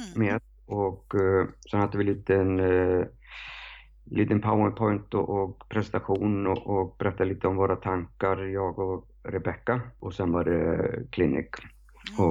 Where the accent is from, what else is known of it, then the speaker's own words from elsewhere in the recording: Reykjavik, Capital Region, Iceland; Swedish is a second language; moved away as an adult; now in Sweden; jag är uppväxt på Island